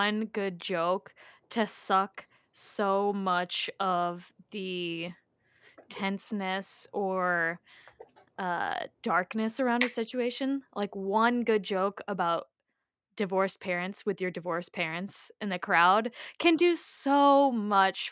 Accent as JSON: {"language": "English", "town": "Norwalk", "region": "Iowa", "country": "United States", "tie": "born or raised there", "said": "based out of my hometown, Norwalk, Iowa"}